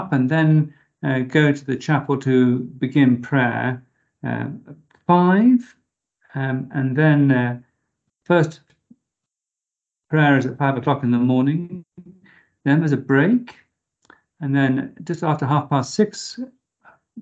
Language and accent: English; Harpenden, East of England, United Kingdom; moved away as an adult; also born or lived in York, England; now in Zimbabwe; Originally, I was born in a little village called Harpenden, in Hertfordshire, just north of London in the United Kingdom.